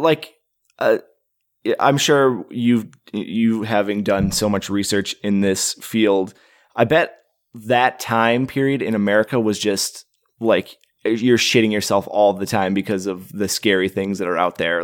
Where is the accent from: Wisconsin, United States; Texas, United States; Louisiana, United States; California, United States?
Wisconsin, United States; moved away; I'm originally from Wisconsin and I grew up with the mythology of the Hodag